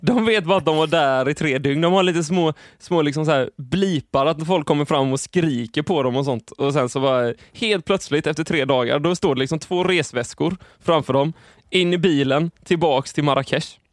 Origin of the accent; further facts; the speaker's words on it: Sweden; vi är ju svenskar